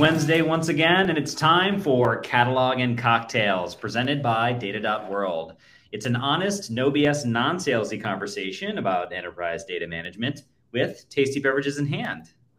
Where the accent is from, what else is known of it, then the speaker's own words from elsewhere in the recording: Cleveland, Ohio, United States; I grew up in Cleveland.